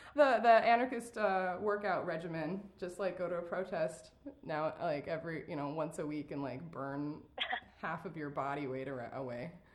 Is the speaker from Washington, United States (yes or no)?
no; Oregon, United States; now in Tennessee, United States; I'm from Oregon